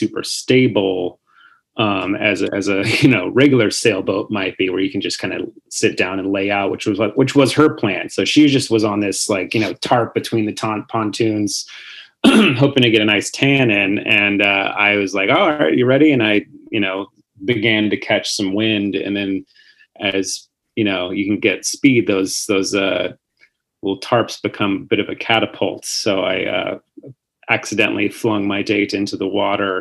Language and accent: English; San Diego, California, United States; I'm from San Diego